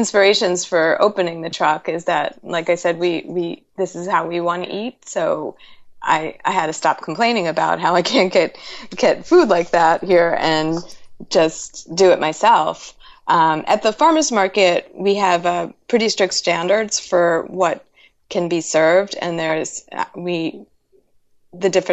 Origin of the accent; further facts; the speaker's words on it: New York City, New York, United States; moved away; I'm from New York City, and whenever I go back home